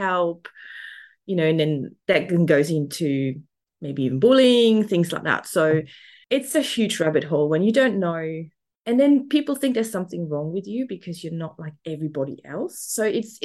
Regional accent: Switzerland; accent: German; English is a second language; moved away as an adult; now in Melbourne, Australia; I'm currently in Melbourne, Australia. So I'm down under, but I'm originally from Switzerland. So there might be a little bit of a German accent in there

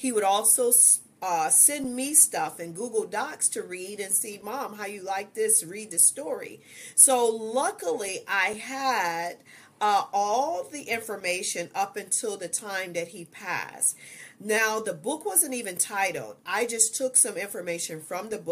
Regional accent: Ohio, United States; moved away as an adult; now in Georgia, United States; I did go back home, which we're from Ohio. We moved to Georgia 2 years ago

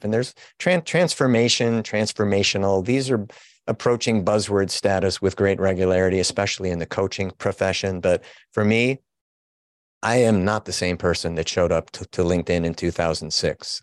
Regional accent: Chicago, Illinois, United States; also born or lived in Wilmette, Illinois; I am a, a Chicago born and bred guy

